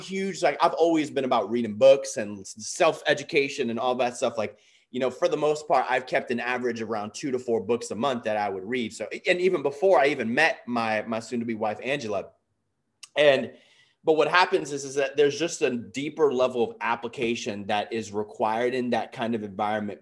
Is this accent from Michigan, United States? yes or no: no; New York City, New York, United States; I was born and raised in the Bronx, New York. So I'm a New Yorker